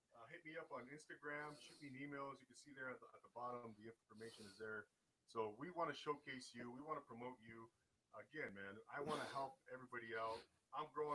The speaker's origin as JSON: {"language": "English", "town": "Rancho Cucamonga", "region": "California", "country": "United States", "tie": "born or raised there", "moved": "as an adult", "said": "Rancho Cucamonga is the name of my hometown"}